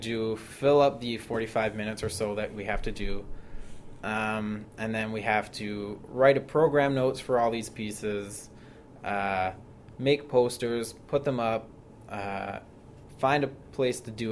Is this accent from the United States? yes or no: no; Barrie, Ontario, Canada; moved away; I'm from Barrie, Ontario